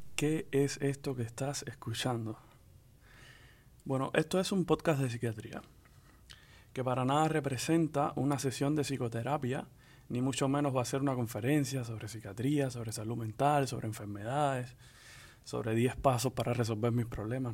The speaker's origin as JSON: {"language": "Spanish", "country": "Cuba", "also_born_or_lived": "Dominican Republic", "moved": "yes", "said": "soy hombre cubano y psiquiatra"}